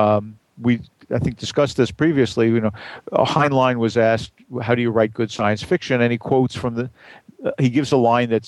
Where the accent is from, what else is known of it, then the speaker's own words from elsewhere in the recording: New York City, New York, United States; I grew up in Brooklyn